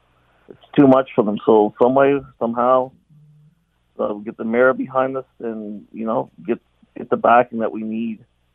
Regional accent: Hamilton, Ontario, Canada; moved away as an adult; now in Brampton, Canada; I don't live in Hamilton. I live in Brampton, but I grew up in Hamilton. I lived there practically all my life.

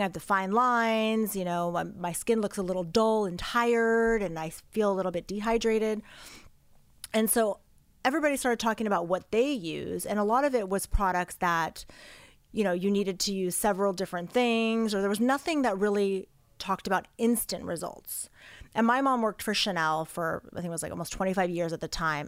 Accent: Los Angeles, California, United States; I grew up here in Los Angeles in the Valley

